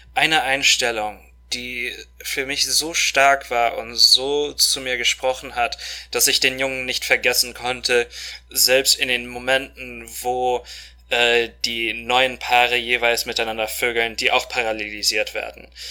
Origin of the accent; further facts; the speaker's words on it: Moscow, Russia; moved away as an adult; now in Germany; Wir sind in Moskau groß geworden, auch volljährig geworden. Wir sind zur gleichen Schule gegangen